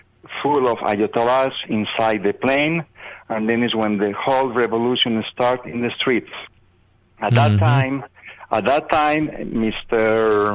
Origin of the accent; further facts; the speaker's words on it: Madrid, Community of Madrid, Spain; now in Florida, United States; I am an American naturalized person. I'm originally from Madrid, Spain.